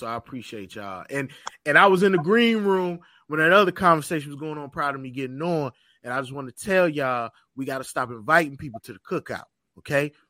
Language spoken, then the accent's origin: English; Virginia, United States; now in Charlotte, United States; I grew up in Virginia